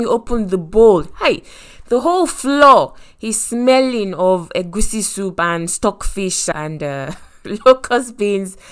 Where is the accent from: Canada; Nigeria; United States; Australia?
Nigeria; our food, Nigerians, is very spicy